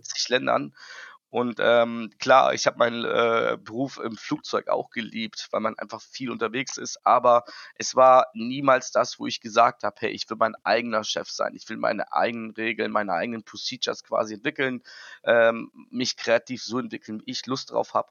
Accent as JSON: {"language": "German", "region": "Hamburg", "country": "Germany", "said": "Ich komme aus Hamburg"}